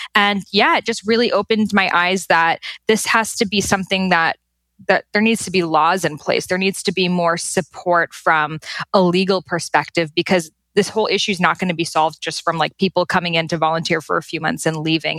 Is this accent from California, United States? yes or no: no; Boston, Massachusetts, United States; I was born and raised in Boston, Massachusetts